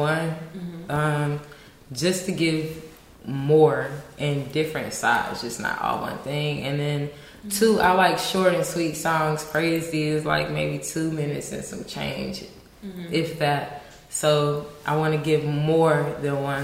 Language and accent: English; Augusta, Georgia, United States; now in Los Angeles, United States; I'm from Augusta, Georgia